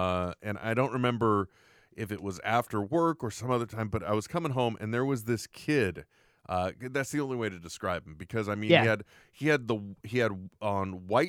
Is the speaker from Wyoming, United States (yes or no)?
yes; Wyoming, United States; I'd like to remind you, Will, I grew up in Wyoming.